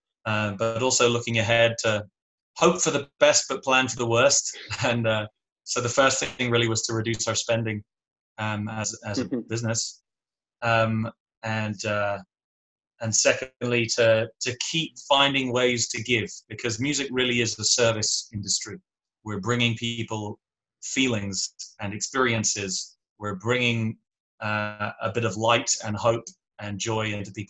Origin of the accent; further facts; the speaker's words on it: England, United Kingdom; accent: English; now in Canada; I'm originally from England